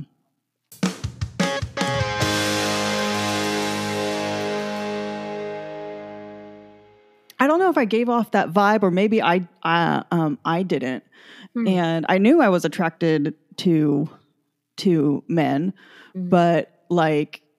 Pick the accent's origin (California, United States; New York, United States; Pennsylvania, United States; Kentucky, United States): California, United States; San Jose; I grew up in San Jose. We're an hour south of San Francisco.